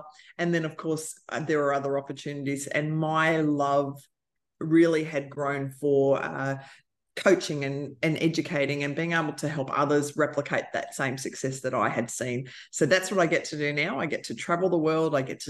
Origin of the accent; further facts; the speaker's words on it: Australia; So I am the auntie from Australia.